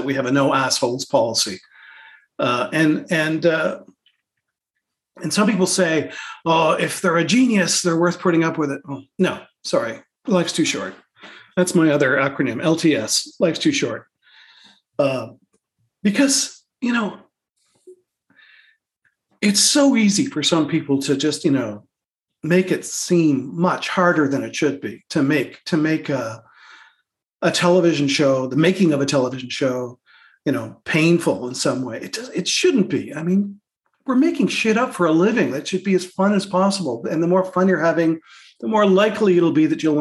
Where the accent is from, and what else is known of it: Canada